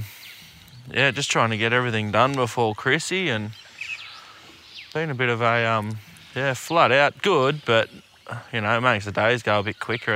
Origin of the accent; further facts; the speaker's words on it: Queensland, Australia; now in New South Wales, Australia; I'm a Queenslander myself